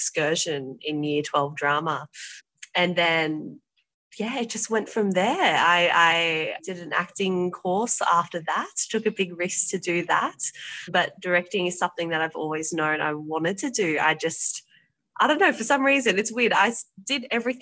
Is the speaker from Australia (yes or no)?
yes; Penrith, New South Wales, Australia; I'm from Penrith, so I'm the very end of it, before the Blue Mountains